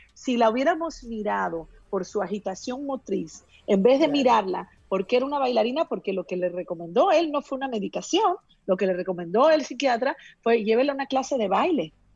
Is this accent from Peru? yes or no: yes; Peru; yo que soy de Perú